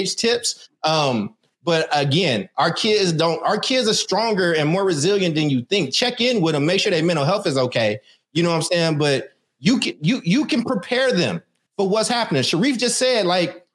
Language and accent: English; Oakland, California, United States; also born or lived in Emeryville; I was in the wrong classes when I got to Emory High because I was coming from Oakland over to Emory